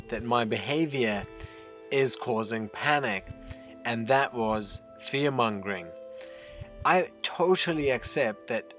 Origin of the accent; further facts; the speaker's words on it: India; now in New Zealand; Having been born and brought up in India